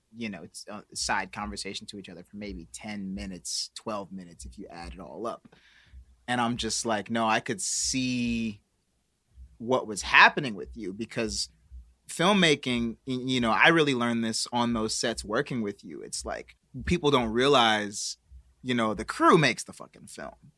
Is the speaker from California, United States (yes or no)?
no; Milwaukee, Wisconsin, United States; now in Los Angeles, United States; I got, like, aunts, cousins waiting for me to go back to Milwaukee